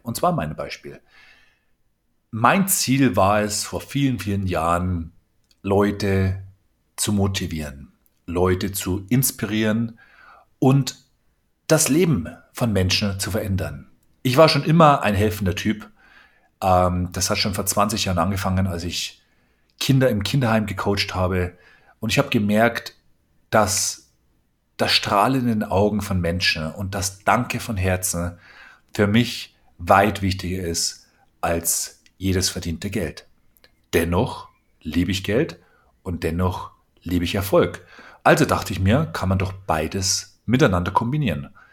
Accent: Bavaria, Germany; Ich komme aus Bayern

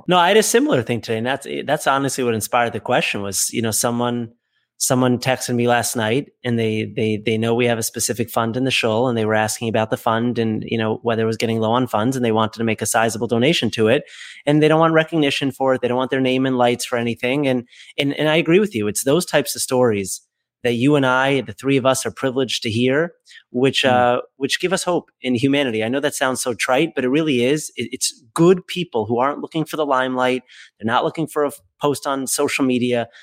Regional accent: Boston, Massachusetts, United States; moved away; also born or lived in Hollywood, New York; I grew up in Boston where it was one shul predominantly

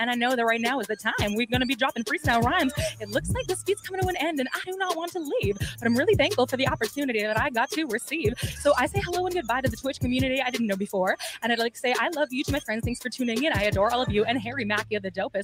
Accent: Canada; I'm Canadian

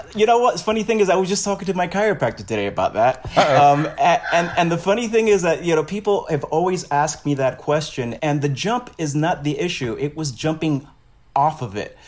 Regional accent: New York City, New York, United States; I'm from Brooklyn

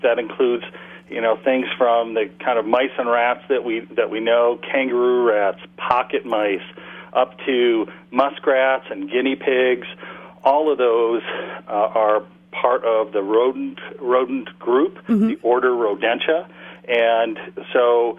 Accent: Cleveland, Ohio, United States; moved away; I grew up in Cleveland, Ohio, in the suburbs of Cleveland on the west side

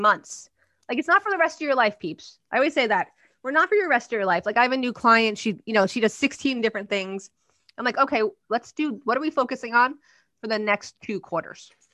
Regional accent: New Jersey, United States; I'm from Jersey

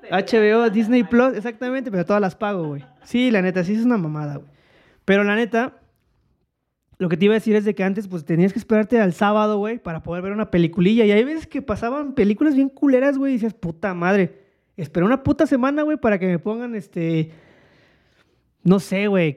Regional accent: Mexico; now in Mexico City, Mexico; en donde yo nací, en, en mi entorno, y ahí la gente puede comentarlo después, que eh, era un pedo más bueno, en provincia

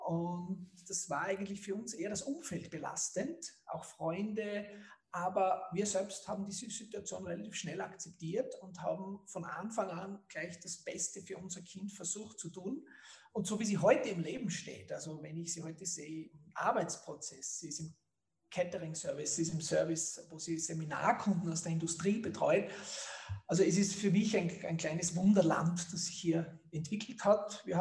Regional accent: Leoben, Styria, Austria; ist in Leoben in Göss aufgewachsen, dort wo dieses bekannte gute Bier herkommt. Und ich bin auch in Leoben zur Schule gegangen, habe auch an der Montanuniversität Leoben studiert

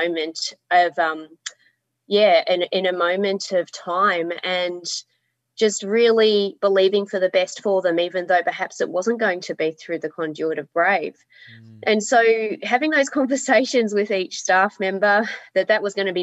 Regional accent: Melbourne, Victoria, Australia; moved away as an adult; now in Hobart, Australia; I'm from Melbourne originally, but I have lived here for 17 years

